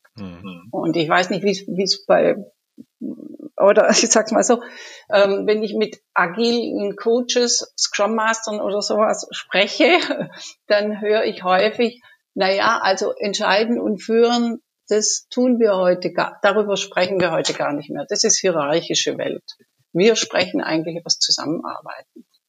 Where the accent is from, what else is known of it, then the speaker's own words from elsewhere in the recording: Munich, Bavaria, Germany; ich komme aus München